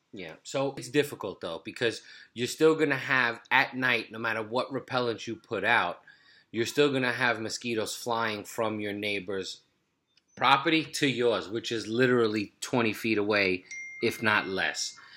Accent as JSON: {"language": "English", "town": "New York City", "region": "New York", "country": "United States", "tie": "born or raised there", "said": "the block we grew up in Brooklyn"}